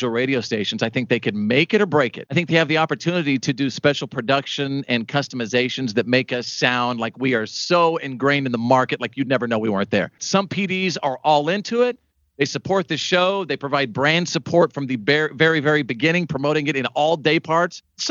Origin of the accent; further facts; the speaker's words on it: Wichita Falls, Texas, United States; I grew up in Wichita Falls, Texas